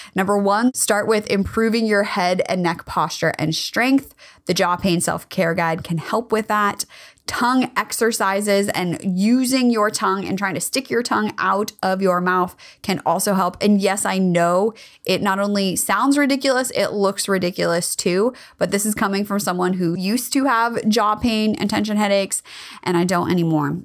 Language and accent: English; California, United States; I grew up in California.